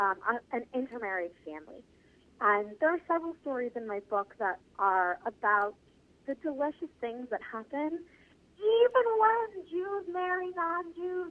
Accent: New York, United States; as a New Yorker

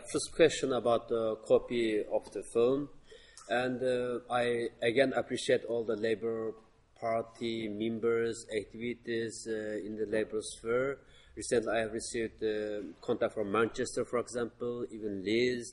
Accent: Shayar, Xinjiang, China; moved away; I was born in Shaya, very remote county.

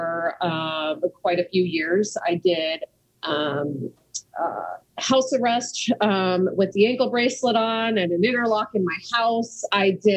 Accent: Scottsdale, Arizona, United States; also born or lived in New Mexico; I'm originally from the Southwest, born in New Mexico, moved to Arizona at a very young age. And, if we start way back, we moved to Scottsdale, Arizona

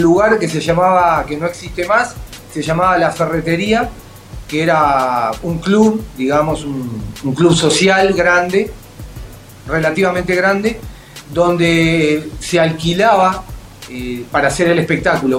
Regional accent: Uruguay; Somos igual que Nan, somos todos de Uruguay

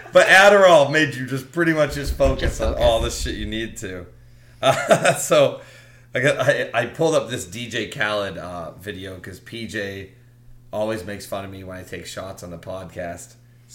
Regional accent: North Carolina, United States; I grew up in North Carolina. I'm allowed to make fun of them.

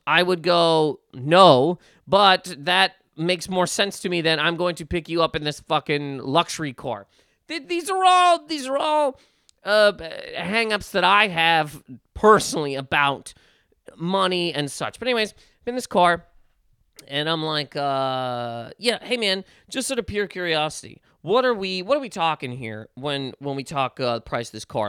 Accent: Nova Scotia, Canada; growing up in Nova Scotia

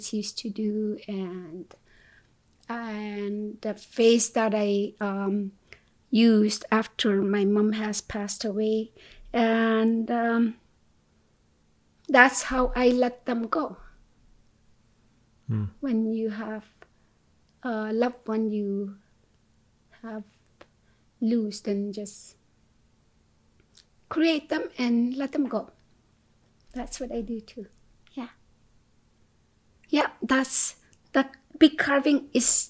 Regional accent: Kinngait, Nunavut, Canada; moved away as an adult; also born or lived in Lona Bay outpost camp, Baffin Island / Yellowknife, Northwest Territories; now in Winnipeg, Canada; I grew up in Kingait, Nunavut, and that's where I was born and raised.

